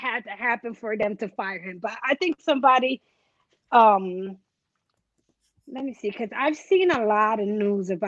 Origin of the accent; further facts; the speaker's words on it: Rochester, New York, United States; I'm originally from Rochester, New York